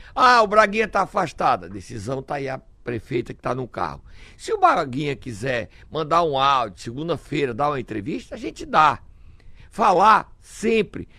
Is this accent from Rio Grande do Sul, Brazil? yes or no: no; Sobral, Ceará, Brazil; Eu nasci em Sobral, me orgulho da minha terra